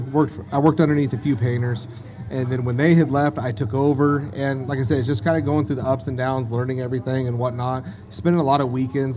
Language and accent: English; Crescent City, California, United States; I was born in Crescent City, California